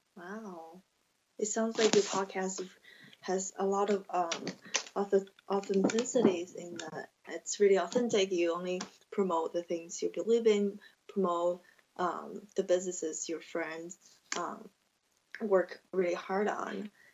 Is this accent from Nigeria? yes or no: no; China; English is a second language; moved away as an adult; also born or lived in Indiana, United States; now in Nevada, United States; I'm from China, and I have been in the States around six and a half years now.